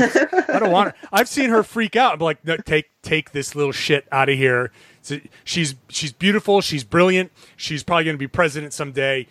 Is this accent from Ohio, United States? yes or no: no; Rhode Island, United States; I'm from Rhode Island.